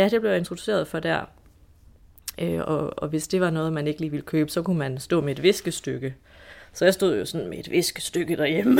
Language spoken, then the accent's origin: Danish; Esbjerg, Southern Denmark, Denmark; jeg kommer jo fra Esbjerg